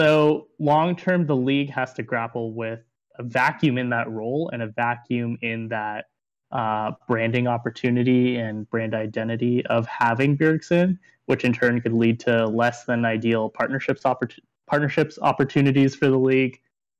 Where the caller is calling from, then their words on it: Los Angeles, California, United States; I am here in not so sunny Los Angeles.